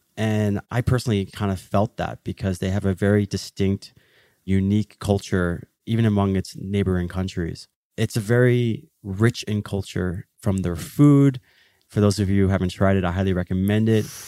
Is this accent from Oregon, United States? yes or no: no; Philadelphia, Pennsylvania, United States; I was born in Philadelphia, the city that your brotherly love. But my parents came from Egypt the year before I was born, and so I grew up in an Egyptian family